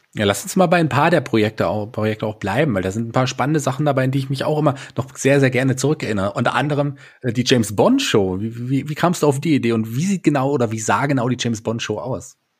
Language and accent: German; Fulda, Hesse, Germany; ich bin ja auch ein gebürtiger Fulderer